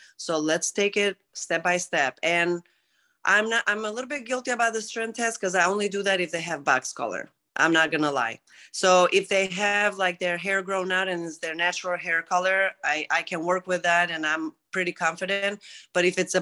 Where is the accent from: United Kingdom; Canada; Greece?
Greece; English is a second language; moved away; I'm originally from Greece, since you said about my accent earlier.